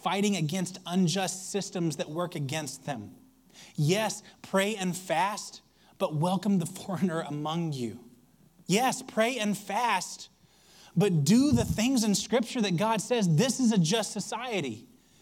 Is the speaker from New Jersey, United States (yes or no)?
no; Alabama, United States; I grew up in Alabama